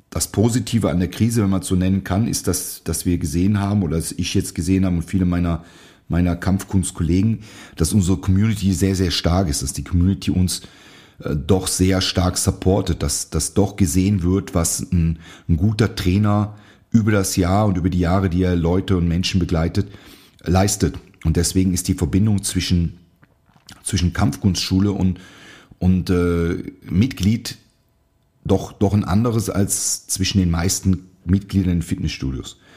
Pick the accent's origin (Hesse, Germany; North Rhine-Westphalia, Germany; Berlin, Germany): North Rhine-Westphalia, Germany; Ich habe in einem sehr kleinen Studio in meiner Heimat trainiert, in der Nähe von Aachen. Das sagt vielleicht dem einen oder anderen was, durch, durch große Reitsportturniere, also holländische Grenze.